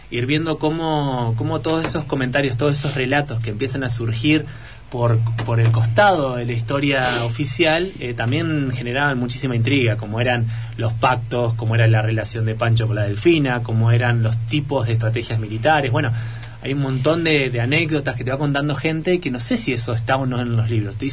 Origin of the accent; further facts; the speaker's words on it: Entre Ríos, Argentina; accent: not very Entre Ríos; Entonces, hasta incluso yo tengo una tonada muy poco entrerriana